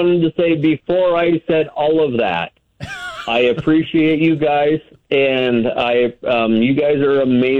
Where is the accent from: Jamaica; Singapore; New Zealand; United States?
United States; New Meadows, Idaho; I'm from New Meadows, McCall area, and that's all we have.